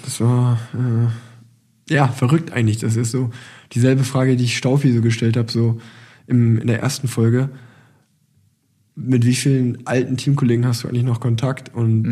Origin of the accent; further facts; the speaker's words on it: Germany; als Deutscher